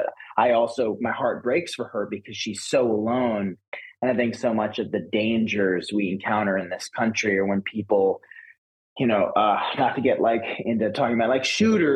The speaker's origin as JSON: {"language": "English", "town": "Woodstock", "region": "New York", "country": "United States", "tie": "born or raised there", "said": "I grew up in upstate New York. Okay. Basically just outside of Woodstock"}